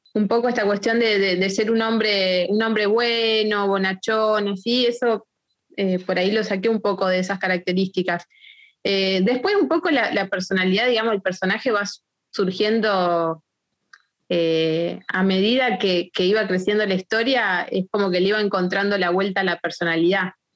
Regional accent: Argentina; nosotros como argentinos

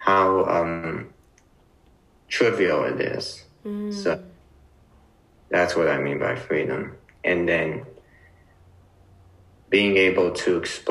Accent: Los Angeles, California, United States; I am from Los Angeles, California

